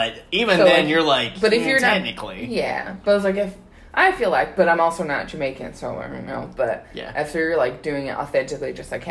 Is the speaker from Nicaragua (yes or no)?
no; Sydney, New South Wales, Australia; Like, where are you from? And I was like, Sydney.